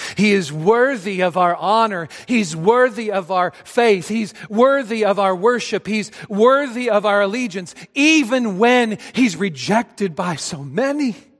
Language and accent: English; Adrian, Missouri, United States; moved away; being back home in my hometown of Adrian, Missouri. I grew up in a small town south of Kansas City